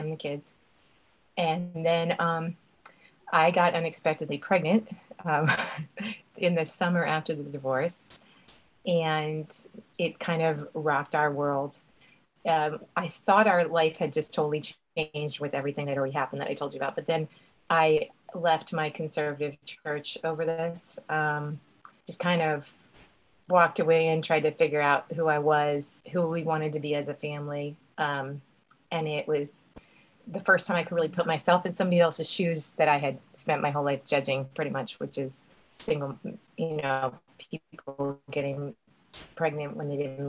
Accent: Texas, United States; moved away as an adult; also born or lived in Annapolis, Maryland / Charleston; I am from Texas originally

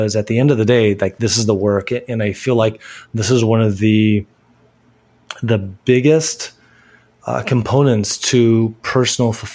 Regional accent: California, United States; that's my upbringing, you know, growing up in California

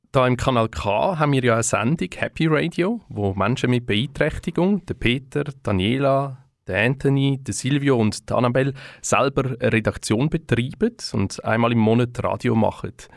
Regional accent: Switzerland; Bei uns in der Schweiz

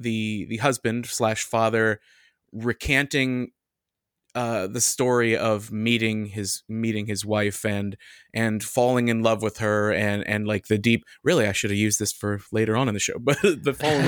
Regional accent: United States; as an American.

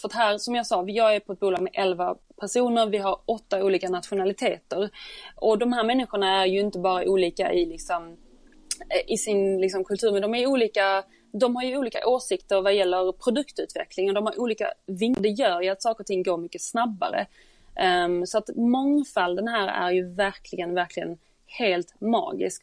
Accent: Sweden; moved away as an adult; now in London, United Kingdom; som svensk

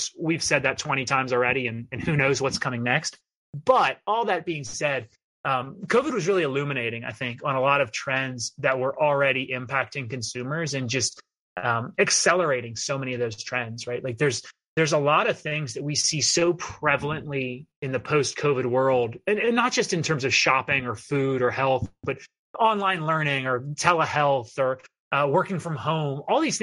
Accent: outside Philadelphia, Pennsylvania, United States; moved away as an adult; also born or lived in Pittsburgh / San Francisco; now in Washington, DC, United States; I'm a city kid. I grew up outside Philadelphia

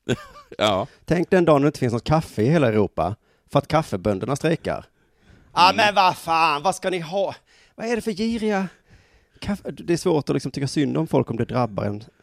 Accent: Skåne, Sweden; det kanske är dialektalt. Det kanske är jag som är skåning som säger Jönköping

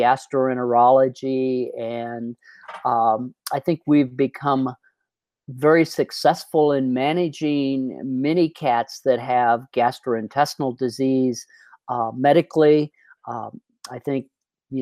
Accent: Iowa, United States; moved away as an adult; also born or lived in New York City, United States; now in Colorado, United States; I grew up in Iowa on a farm

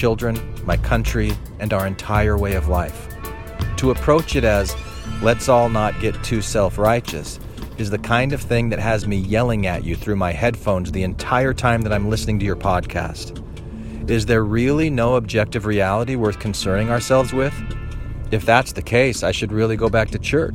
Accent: Mesa, Arizona, United States; I grew up in Arizona, a neighborhood called Dobson Ranch.

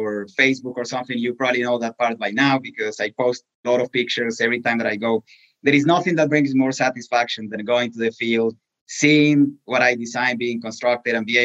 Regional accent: Colombia; English is a second language; moved away as an adult; now in Pittsburgh, United States; I was born in Colombia in a family that has always been associated with civil engineering

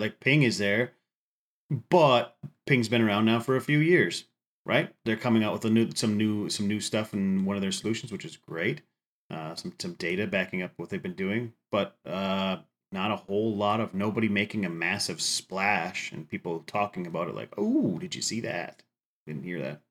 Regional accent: Upper Midwest, United States; I'm from the Upper Midwest

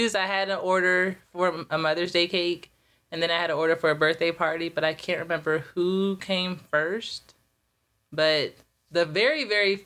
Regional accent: Atlanta, Georgia, United States; also born or lived in New Jersey; I'm from New Jersey originally. Moved here in, like, I don't know, early 90s. So I kind of grew up in Atlanta

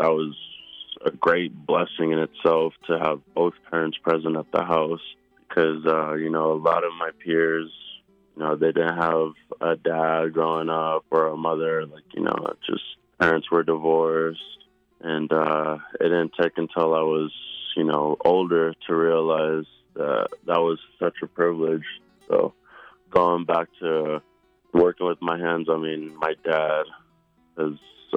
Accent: Denver, Colorado, United States; I was born and raised in Denver, Colorado

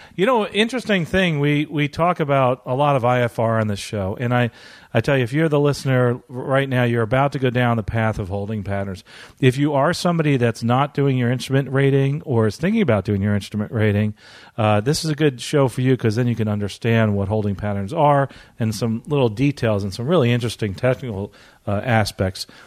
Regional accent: Treasure Island, Florida, United States; I'm here reporting from Florida, actually, my, uh, hometown of Treasure Island.

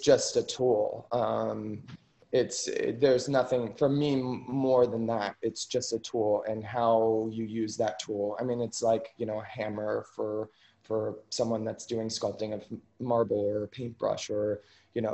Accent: Ashland, Ohio, United States; moved away as an adult; now in New York, United States; growing up in Ohio

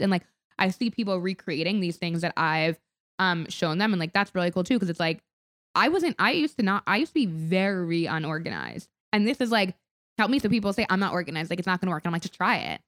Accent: Palm Beach, Florida, United States; moved away; we grew up in Palm Beach

